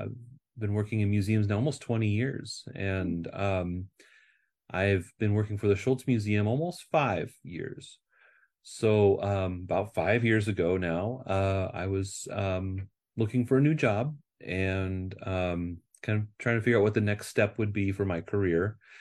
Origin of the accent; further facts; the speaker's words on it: Nebraska, United States; moved away as an adult; now in California, United States; I grew up in Nebraska